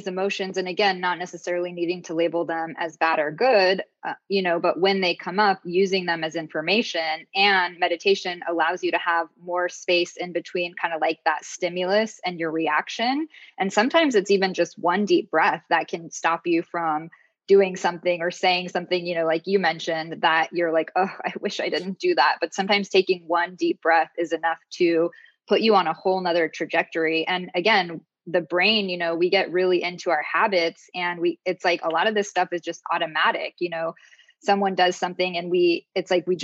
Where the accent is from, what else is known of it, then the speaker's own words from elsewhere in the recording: Southern California, United States; I grew up in Southern California